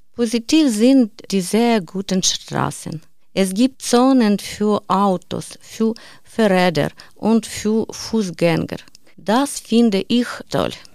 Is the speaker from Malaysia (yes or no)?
no; Ukraine; German is a second language; moved away as an adult; now in Germany; Ich bin wegen des Krieges aus der Ukraine nach Deutschland gekommen